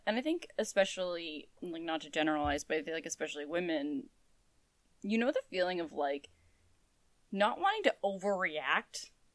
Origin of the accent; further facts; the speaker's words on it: New England, United States; we're from New England.